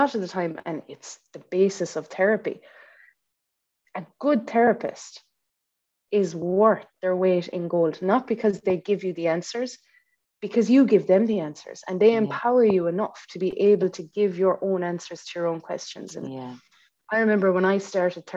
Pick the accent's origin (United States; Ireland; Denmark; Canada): Ireland; we're Irish